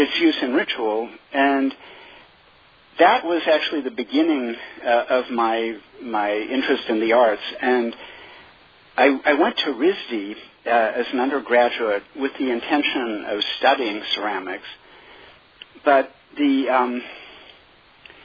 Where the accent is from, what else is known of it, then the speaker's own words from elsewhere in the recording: Eugene, Oregon, United States; moved away; also born or lived in Manhattan; I grew up on the West Coast. I grew up in Eugene, Oregon, which is a vibrant college town.